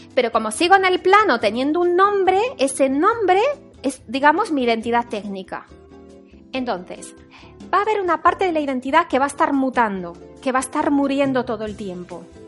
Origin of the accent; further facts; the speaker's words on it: Paris, Île-de-France, France; now in Spain; yo nací en París, en Francia